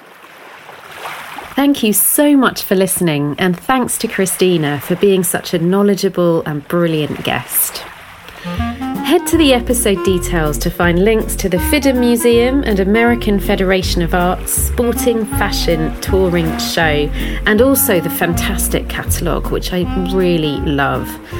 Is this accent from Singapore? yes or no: no; United Kingdom; us in the UK